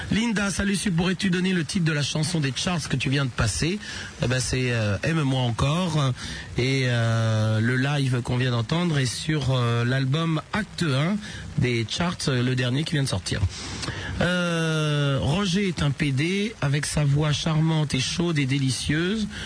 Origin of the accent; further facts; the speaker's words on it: Tunisia; Je me présente, je suis tunisien.